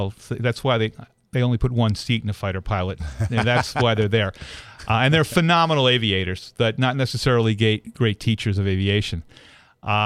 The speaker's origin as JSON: {"language": "English", "area": "outside of Philadelphia", "region": "Pennsylvania", "country": "United States", "tie": "born or raised there", "also_born_or_lived": "California", "moved": "as an adult", "said": "I grew up outside of Philadelphia"}